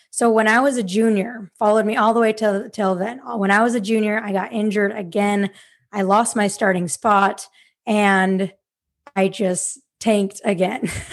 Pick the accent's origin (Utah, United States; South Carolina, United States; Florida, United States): Utah, United States; Salt Lake City; moved away as an adult; now in Sacramento, United States; I am from Salt Lake City, Utah, but I currently live in Sacramento, California